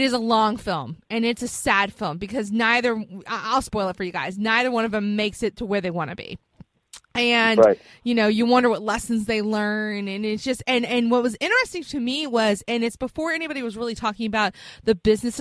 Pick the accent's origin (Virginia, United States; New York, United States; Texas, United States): Virginia, United States; Hampton Roads; my hometown, which is where I live, in the Hampton Roads area